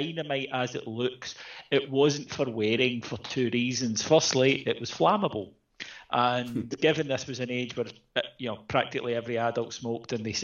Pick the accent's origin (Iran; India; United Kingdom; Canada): United Kingdom; Ayrshire, Scotland; I grew up in Ayrshire in the 80s.